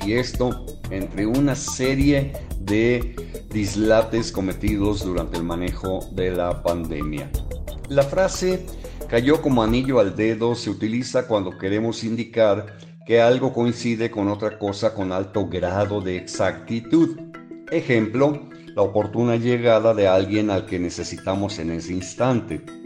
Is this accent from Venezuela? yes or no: no; Mexico; Así de dicharacheros como somos los mexicanos